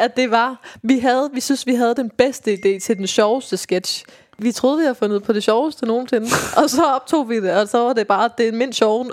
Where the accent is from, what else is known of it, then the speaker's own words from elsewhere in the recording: Viborg, Central Denmark Region, Denmark; moved away; jeg kommer jo fra Viborg